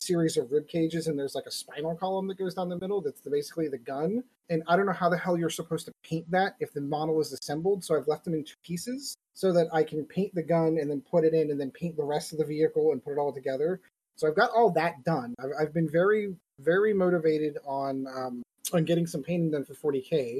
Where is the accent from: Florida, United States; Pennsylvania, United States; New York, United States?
Pennsylvania, United States; Pittsburgh; I'm from Pittsburgh